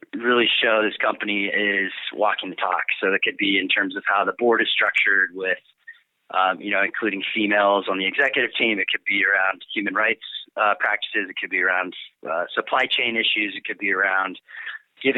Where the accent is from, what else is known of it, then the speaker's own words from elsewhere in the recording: Boulder, Colorado, United States; I grew up here in Boulder, actually, one of the rare natives